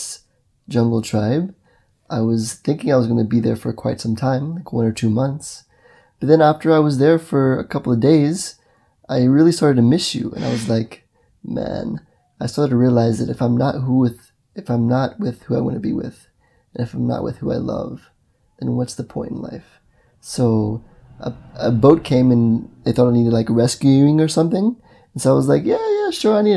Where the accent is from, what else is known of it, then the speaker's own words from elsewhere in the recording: Mississippi, United States; moved away; also born or lived in Brazil; I grew up in the United States of America in Mississippi